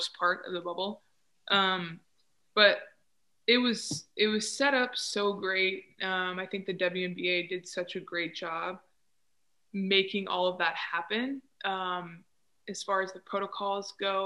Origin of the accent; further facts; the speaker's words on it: United States; I was from America